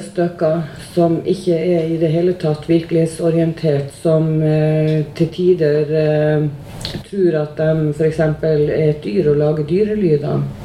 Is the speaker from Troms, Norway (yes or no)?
yes; Tromsø, Troms, Norway; accent: Northern Norwegian; moved away as an adult; now in Oslo, Norway; Og nå er jo jeg fra Nord-Norge, som alle sammen hører. Jeg er fra Tromsø.